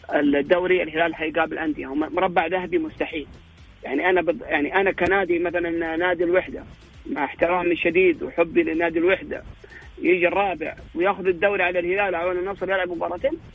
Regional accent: Saudi Arabia; عندنا في السعوديه

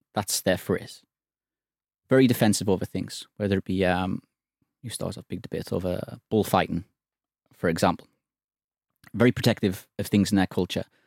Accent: England, United Kingdom; as an Englishman

